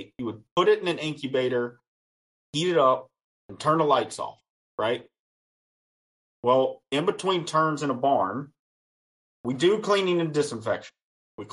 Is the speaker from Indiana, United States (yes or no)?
no; Western Virginia, United States; I am from Western Virginia